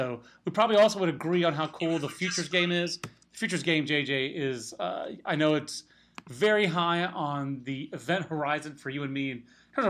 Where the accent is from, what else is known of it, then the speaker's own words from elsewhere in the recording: Fayetteville, North Carolina, United States; I'm from Fayetteville originally